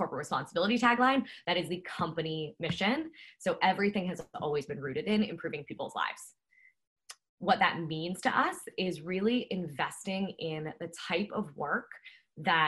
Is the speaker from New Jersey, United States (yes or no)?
yes; New Jersey, United States; moved away as an adult; also born or lived in Pennsylvania / Tanzania / Malawi / New York; my background is I grew up in New Jersey.